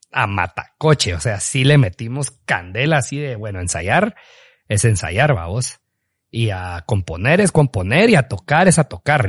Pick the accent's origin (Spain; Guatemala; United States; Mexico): Guatemala; Petén; siempre llevamos la bandera de ser peteneros, pues obviamente guatemaltecos, pero que que somos de Petén